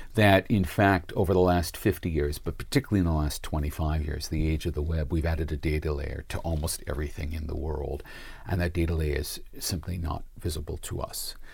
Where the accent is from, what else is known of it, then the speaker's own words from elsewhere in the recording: United States; now in Sydney, Australia; as an American